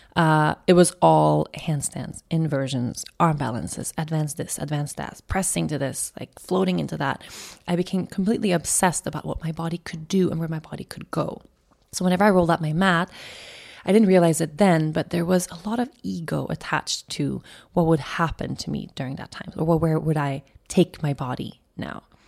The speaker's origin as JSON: {"language": "English", "area": "an island outside of Stockholm", "region": "Stockholm County", "country": "Sweden", "tie": "born or raised there", "said": "the island where I grew up outside of Stockholm"}